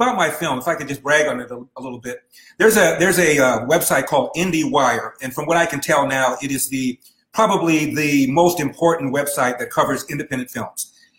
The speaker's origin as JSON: {"language": "English", "town": "Los Angeles", "region": "California", "country": "United States", "tie": "born or raised there", "said": "I'm born and raised in Los Angeles."}